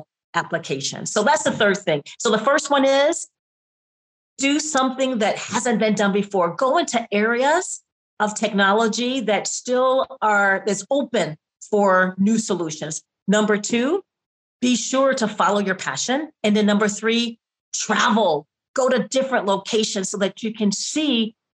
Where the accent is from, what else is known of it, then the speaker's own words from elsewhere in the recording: Detroit, Michigan, United States; moved away as an adult; also born or lived in California / Graz, Austria; I grew up in Detroit